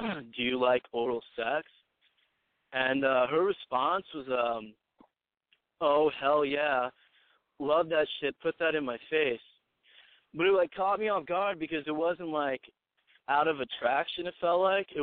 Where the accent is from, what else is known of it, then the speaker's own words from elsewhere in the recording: Texas, United States; moved away as an adult; also born or lived in Chicago / Arkansas / Connecticut; I grew up in Texas. And as soon as I could, I got the fuck out, moved to Chicago for a bit.